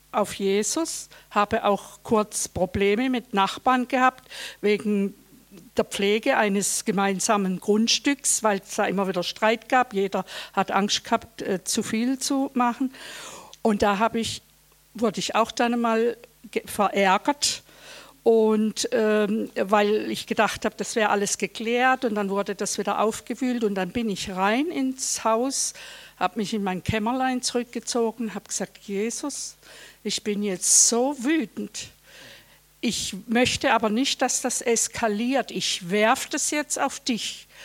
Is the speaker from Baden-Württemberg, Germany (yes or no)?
yes; Karlsruhe, Baden-Württemberg, Germany; Guten Abend … bin aus Karlsruhe.